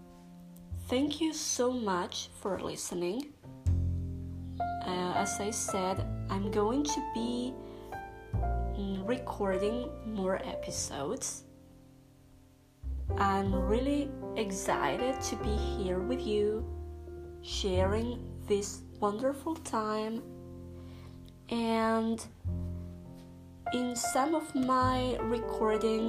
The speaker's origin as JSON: {"language": "English", "region": "Canary Islands", "country": "Spain", "first_language": "Spanish", "second_language": "English", "said": "I'm a Spanish speaker. I'm from the Canary Islands, Spain"}